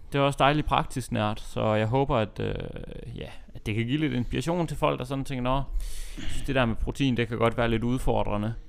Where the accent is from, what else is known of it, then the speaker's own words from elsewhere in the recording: Aalborg, North Denmark Region, Denmark; moved away; hjemme i, øh, hjemme i Aalborg